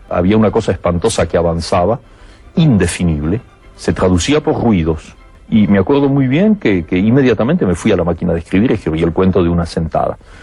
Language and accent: Spanish; Argentina; como argentino